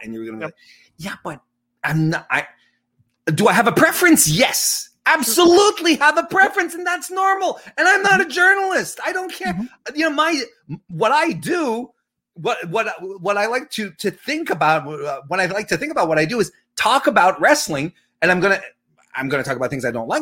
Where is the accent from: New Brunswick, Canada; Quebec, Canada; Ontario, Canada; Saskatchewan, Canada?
Quebec, Canada; Quebec City; Quebec City is my hometown.